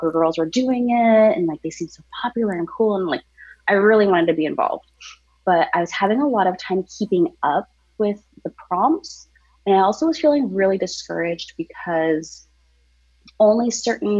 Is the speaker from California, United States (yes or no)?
yes; Southern California, United States; also born or lived in Orange County, California / Inland Empire, California; I live in Southern California, born and raised